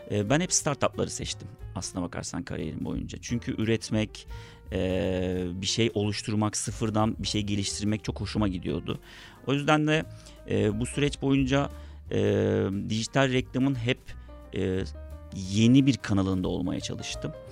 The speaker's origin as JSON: {"language": "Turkish", "region": "İzmir", "country": "Turkey", "tie": "born or raised there", "moved": "as an adult", "lives_now": "Istanbul, Turkey", "said": "Aslına bakarsan ortaokulu ve liseyi Borna Onda Lisesi'nde İzmir'de okudum. Ailem hala İzmir'de yaşıyor. Ama e, İstanbul Teknik Üniversitesi kazanınca İstanbul'a geldim. O günden beri de İstanbul'dayım. Herhalde bir 20 seneye yaklaştı. Artık bir nebze olsun da İstanbulluyum diyebilirim."}